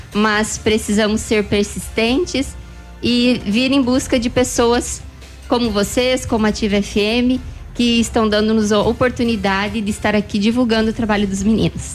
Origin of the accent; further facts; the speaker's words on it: Sorriso, Mato Grosso, Brazil; somos de Sorriso, Mato Grosso.